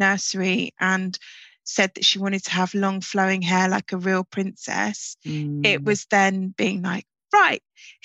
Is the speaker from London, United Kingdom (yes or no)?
yes; London, United Kingdom; also born or lived in Islington; I grew up in Peckham and I went to primary school in pre-gentrified Islington.